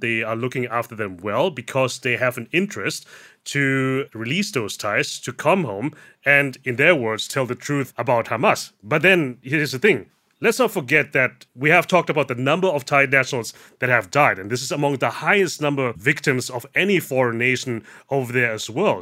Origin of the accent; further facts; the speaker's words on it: Germany; now in Thailand; I was born and raised in Germany.